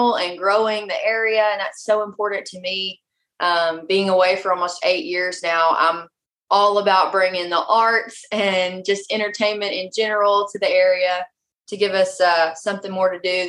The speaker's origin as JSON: {"language": "English", "town": "Hope", "region": "Arkansas", "country": "United States", "tie": "born or raised there", "also_born_or_lived": "Magnolia, Arkansas / Arkadelphia, Arkansas", "moved": "as an adult", "lives_now": "Nashville, United States", "said": "I was born in Magnolia, Arkansas. That's where my mom's from. And then I was raised in Hope, Arkansas"}